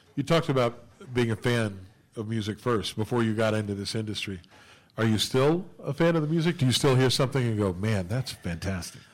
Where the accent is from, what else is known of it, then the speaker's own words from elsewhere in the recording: West Virginia, United States; back in my home state of West Virginia